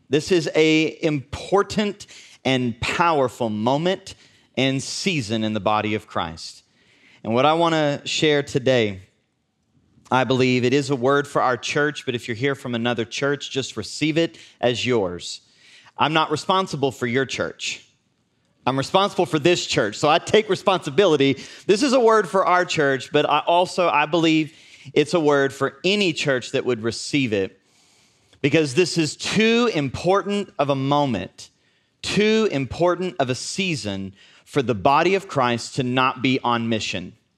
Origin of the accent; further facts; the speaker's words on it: United States; we're from Southern Oklahoma, Northern Texas